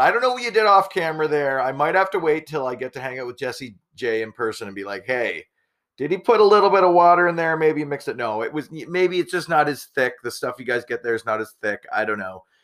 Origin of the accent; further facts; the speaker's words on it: Canada; being Canadian